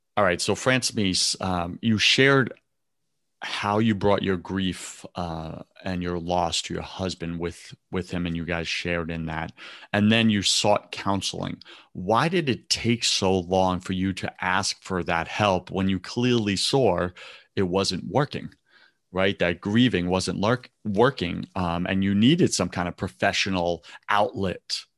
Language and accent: English; New York, United States; I'm from New York